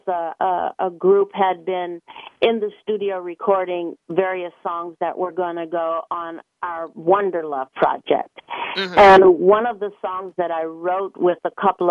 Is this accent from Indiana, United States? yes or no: yes; Gary, Indiana, United States; I grew up in Gary, Indiana